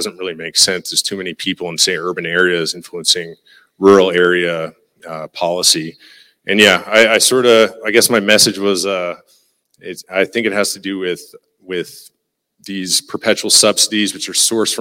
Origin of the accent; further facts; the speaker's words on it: Newfoundland and Labrador, Canada; accent: Newfie; moved away as an adult; now in Lloydminster, Canada; I'm a Newfie.